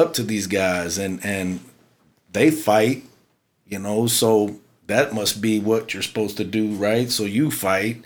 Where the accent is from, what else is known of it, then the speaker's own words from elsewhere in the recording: Houston, Texas, United States; I grew up in the South Houston area